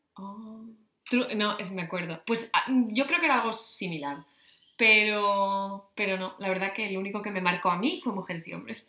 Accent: Navia, Asturias, Spain; Navia, mi pueblo

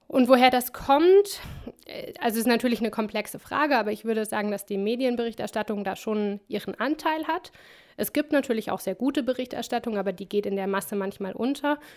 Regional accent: Cameroon; Ich dachte, das soll Afrika sein, ich komme doch aus Kamerun.

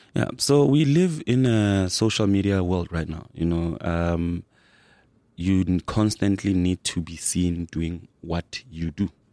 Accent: Soweto, Gauteng, South Africa; grew up in Soweto.

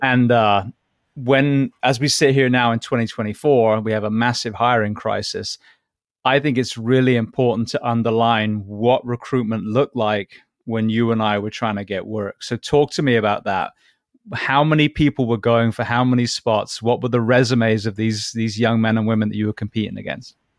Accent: England, United Kingdom; also born or lived in Japan / Orlando; now in Florida, United States; being English

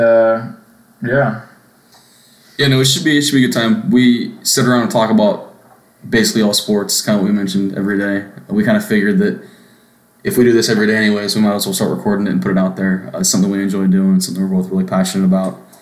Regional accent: Austin, Texas, United States; I am from Austin, Texas

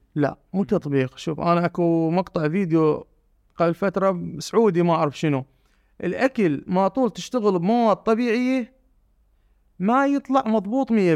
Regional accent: Basra Governorate, Iraq; وانا ابن البصره

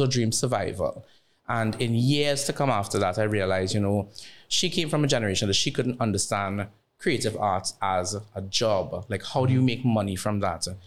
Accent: Barataria, San Juan–Laventille, Trinidad & Tobago; chubby brown skin boy from Barataria

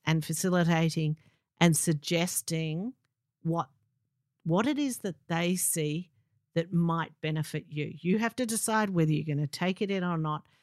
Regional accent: Melbourne, Victoria, Australia; I'm from Melbourne

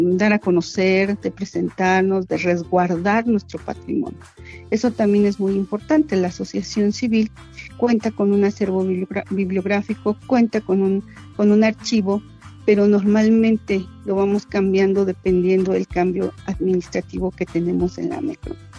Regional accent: San Antonio la Isla, State of Mexico, Mexico; mi pueblo materno, un pedacito de la entidad mexiquense, es uno de los municipios más pequeñitos del Estado de México

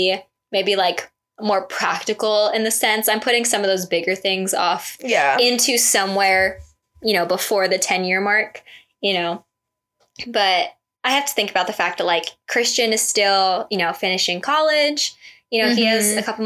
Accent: Las Vegas, Nevada, United States; I am born and raised in Vegas

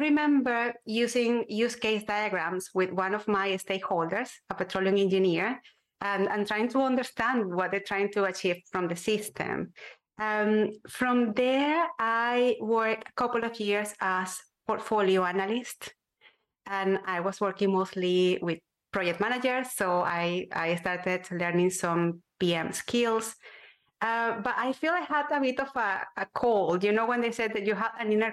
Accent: Venezuela; moved away as an adult; my home country, Venezuela, in Latin America

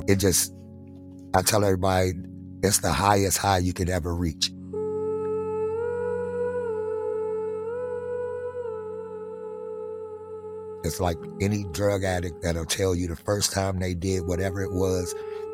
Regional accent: Washington, District of Columbia, United States; growing up in Southeast D.C.

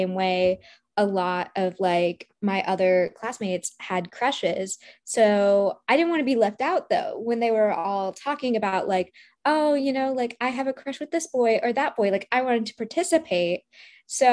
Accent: Midwest, United States; I grew up in the Midwest and I grew up in a Desi household.

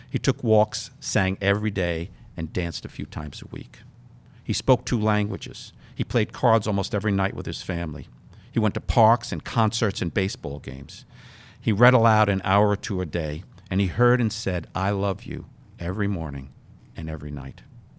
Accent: New York City, New York, United States; I grew up in New York City.

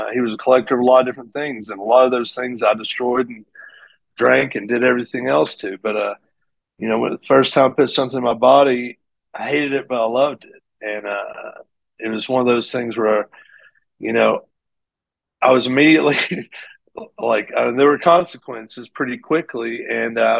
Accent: Greeneville, Tennessee, United States; I grew up in Greenville, Tennessee

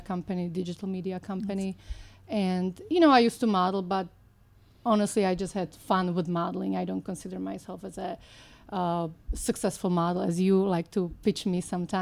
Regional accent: Slovakia; English is a second language; moved away as an adult; now in United States; Born and raised in Slovakia, former Czechoslovakia, I came to the United States in 1998

